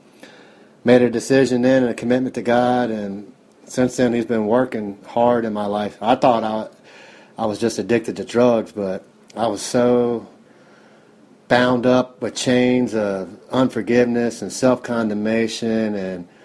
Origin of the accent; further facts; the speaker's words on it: Cincinnati, Ohio, United States; I'm from Cincinnati, Ohio, 43 years old.